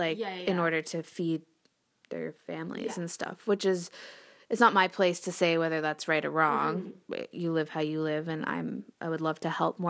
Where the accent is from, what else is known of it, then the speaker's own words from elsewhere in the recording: Canada; we're Canadian, we were born here, but that doesn't stop our brothers and sisters from being misogynistic or homophobic.